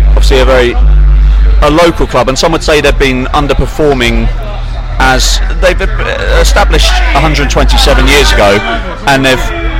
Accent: London, United Kingdom; I grew up in South London

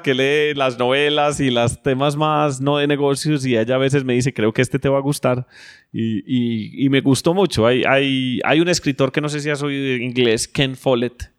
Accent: Colombia; nosotros como colombianos

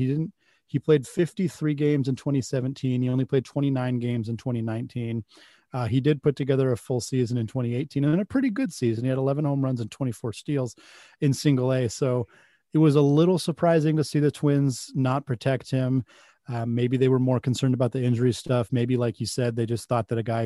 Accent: Pacific Northwest, United States; I grew up in the Pacific Northwest, so I've always been a Mariners fan

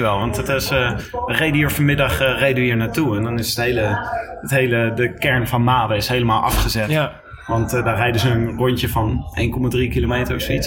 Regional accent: Leiden, South Holland, Netherlands; ik kom zelf uit Leiden.

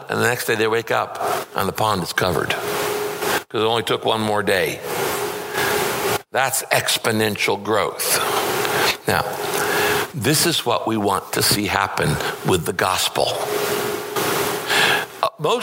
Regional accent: Northern California, United States; I grew up in Northern California.

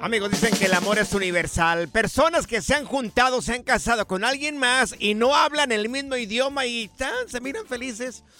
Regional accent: Jalisco, Mexico; yo soy del estado de Jalisco

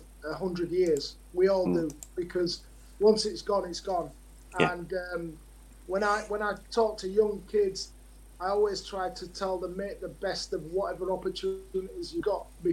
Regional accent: Leeds, Yorkshire and the Humber, United Kingdom; I live in Leeds, I'm from Leeds

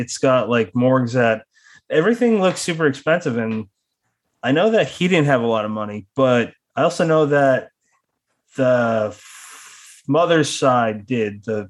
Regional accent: United States; I'm American

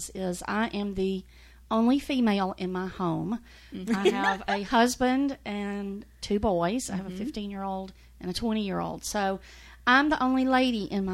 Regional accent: Mississippi, United States; moved away as an adult; also born or lived in Middle Tennessee; now in Nashville, United States; I grew up in Mississippi. I'm a seventh generation Mississippian.

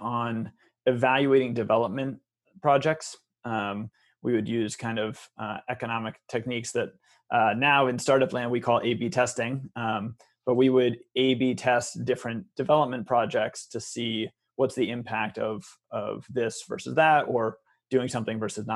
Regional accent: Vermont, United States; also born or lived in Brookline, Massachusetts; Family eventually moved to Vermont

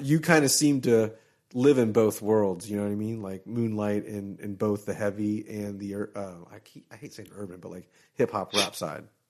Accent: Florida, United States; I was from Florida

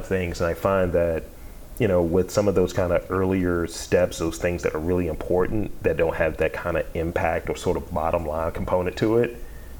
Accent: Baltimore, Maryland, United States; I'm from Baltimore, I know that place.

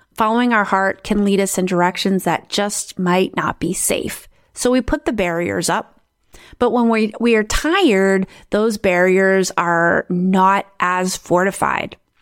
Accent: South Dakota, United States; now in Netherlands; I grew up in South Dakota in the United States

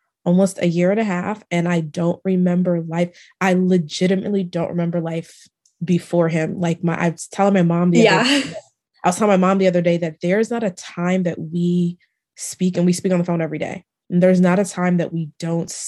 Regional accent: Maryland, United States; moved away as an adult; now in Dallas, United States; I'm originally from Maryland and I moved to Dallas about 5 years ago

